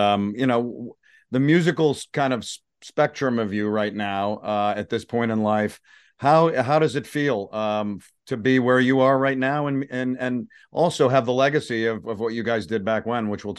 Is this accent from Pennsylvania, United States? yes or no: no; Connecticut, United States; growing up in Connecticut